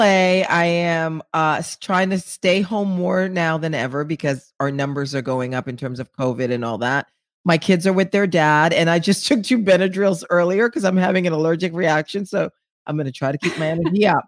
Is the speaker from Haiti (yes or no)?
yes; Haiti; moved away; I'm from Haiti